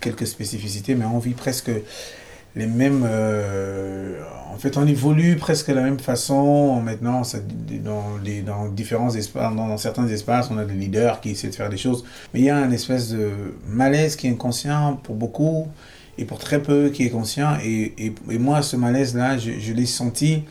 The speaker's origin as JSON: {"language": "French", "country": "Cameroon", "tie": "born or raised there", "also_born_or_lived": "Brazil", "moved": "as an adult", "lives_now": "France", "said": "je suis né au Cameroun, j'ai grandi là-bas"}